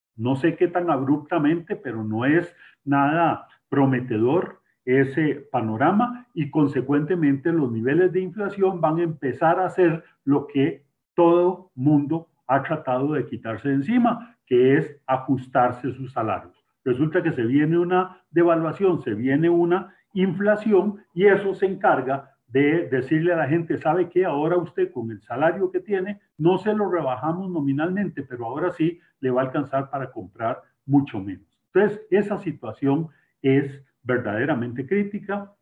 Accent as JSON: {"language": "Spanish", "country": "Costa Rica"}